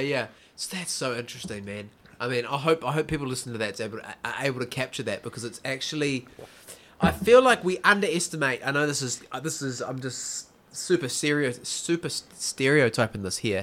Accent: Whangamata, Waikato, New Zealand; now in Auckland, New Zealand; I come from Whangamata

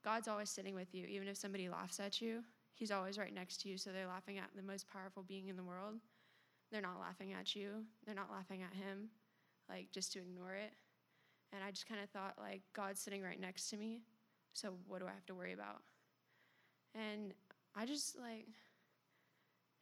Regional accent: Melbourne, Florida, United States; I was born here in Florida, in Melbourne. Grew up in a Christian home

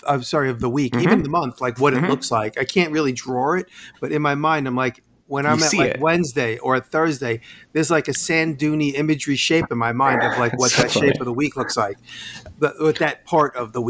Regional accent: New York, United States; we're all from New York State.

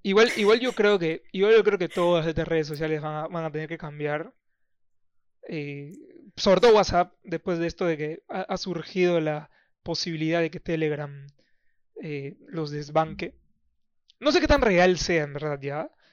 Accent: Iquitos, Loreto, Peru; moved away; yo soy de Iquitos.

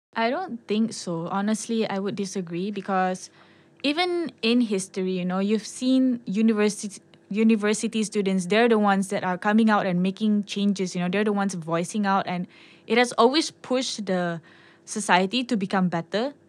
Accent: Sabah, Malaysia; I'm from Sabah

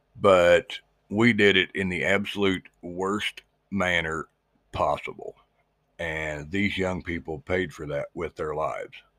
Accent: Missouri, United States; my home state of Missouri

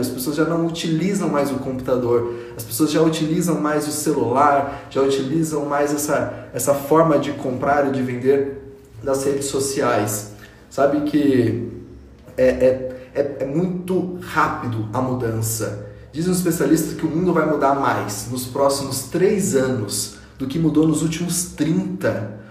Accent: São José dos Campos, São Paulo, Brazil; eu sou nascido em São José dos Campos, uma cidade do interior de São Paulo

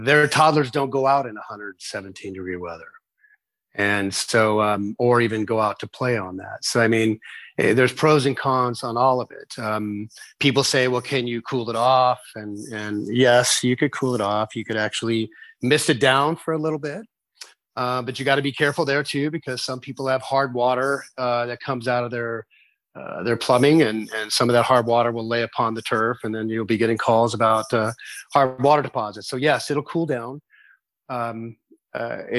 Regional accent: Las Vegas, Nevada, United States; I'm from Las Vegas, Nevada, and we have sometimes temperatures of 118

